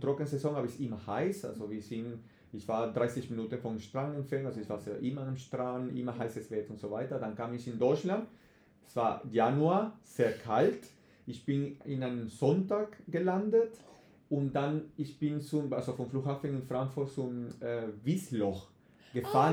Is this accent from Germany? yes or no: no; Venezuela; first language Spanish; German is a second language; moved away; ich komme, wie du gesagt hast, aus Venezuela, mhm. so Spanisch ist meine Muttersprache